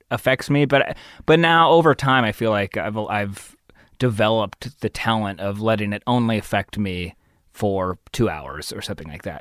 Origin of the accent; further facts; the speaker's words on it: San Diego, California, United States; moved away as an adult; also born or lived in Los Angeles; I grew up probably, like, fifteen, twenty minutes inland from La Jolla, a place called Scripps Ranch